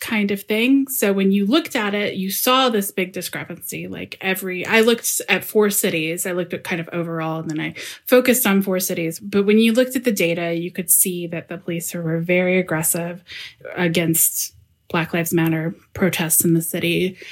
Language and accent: English; Louisville, Kentucky, United States; now in Berlin, Germany; I'm from Louisville, Kentucky